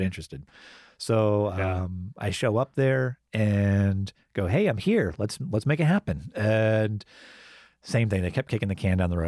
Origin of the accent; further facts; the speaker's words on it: Gainesville, United States; moved away; somebody that I grew up with in Gainesville